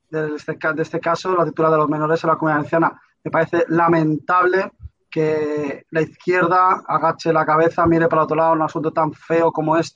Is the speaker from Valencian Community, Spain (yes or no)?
yes; Valencian Community, Spain; teniendo a la señora Oltra todavía como vicepresidenta de nuestra comunidad